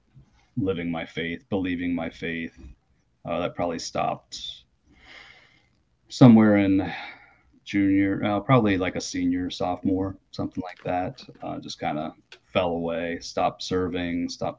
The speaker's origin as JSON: {"language": "English", "town": "Logan", "country": "United States", "tie": "born or raised there", "said": "I grew up in Logan, right up on the hilltop"}